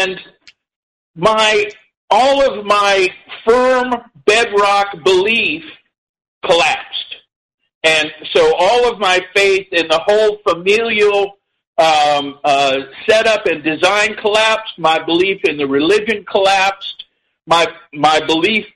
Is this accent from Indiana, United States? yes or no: yes; Indiana, United States; I was born in 1952, and I was raised in Indiana